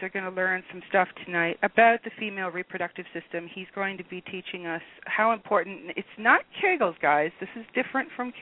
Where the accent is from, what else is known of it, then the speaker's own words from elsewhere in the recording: United States; now in Canada; I'm an American.